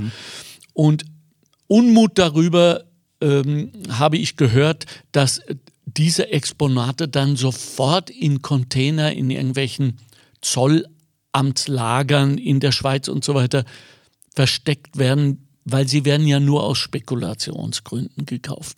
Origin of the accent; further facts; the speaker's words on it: Ruhr area, North Rhine-Westphalia, Germany; moved away; ich komme ursprünglich aus dem Ruhrgebiet